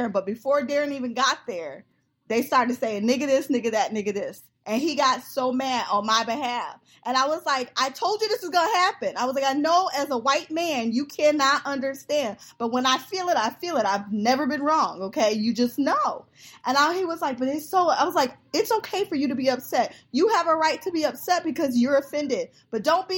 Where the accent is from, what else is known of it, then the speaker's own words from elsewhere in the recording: Georgia, United States; I was in Georgia. That's where I was born.